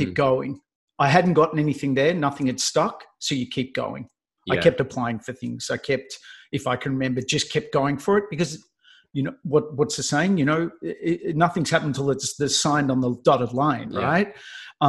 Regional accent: Melbourne, Victoria, Australia; moved away as an adult; because I lived in Melbourne. I'm from Melbourne

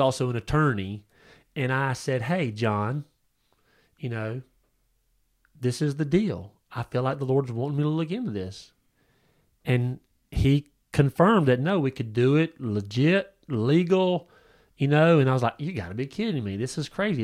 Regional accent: United States; this country, um, in, in America

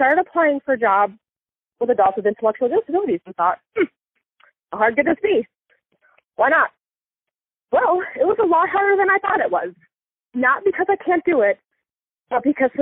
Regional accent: Niagara Falls, New York, United States; now in Nashville, United States; I'm originally from Niagara Falls, New York, right outside Buffalo

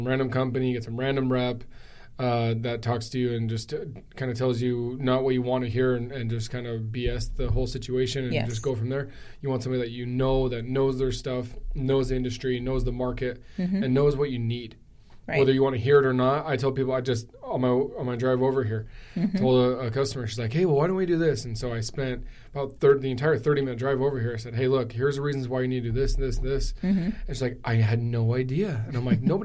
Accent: Gilbert, Arizona, United States; born and raised in Gilbert, third generation Arizonan

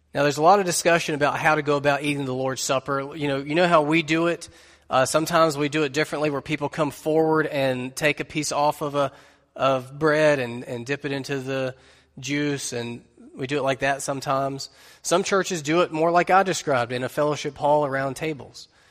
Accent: United States; being an American Christian

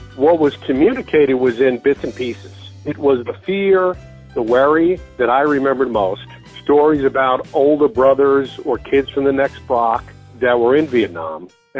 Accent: New York City, New York, United States; as a kid growing up in the Bronx, we all played street ball.

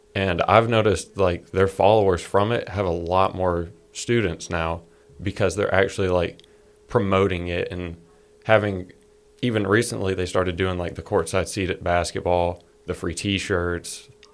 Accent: Georgia, United States; we're from Georgia

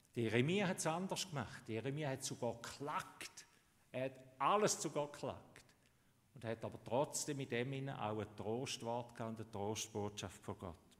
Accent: Switzerland; Bei uns in der Schweiz

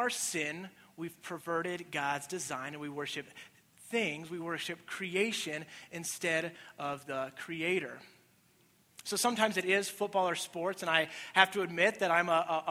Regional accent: Colorado, United States; now in Nebraska, United States; I am from Colorado

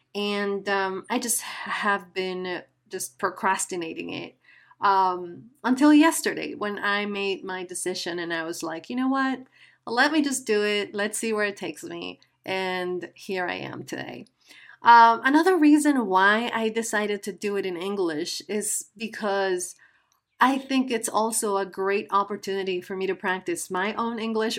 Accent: Guatemala; first language Spanish; English is a second language; I am from Guatemala, a beautiful country in Central America. And uh, my native language is Spanish.

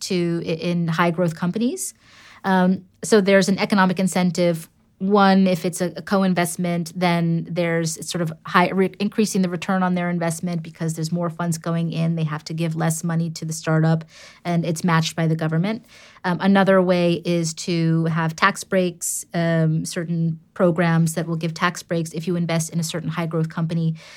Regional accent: New York City, New York, United States; first language English; moved away as an adult; also born or lived in London; now in Amsterdam, Netherlands; born and raised in New York City

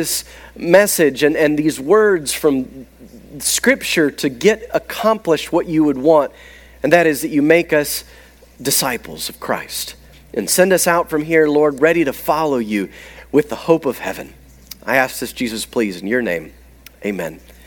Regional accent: the South, United States; as a Southerner

